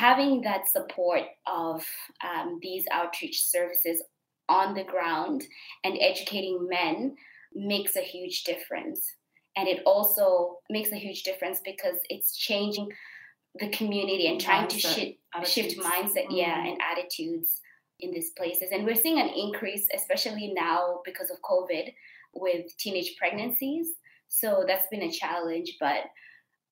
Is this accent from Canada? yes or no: no; Kenya; moved away as an adult; also born or lived in Australia; now in Adelaide, Australia; I was born in Kenya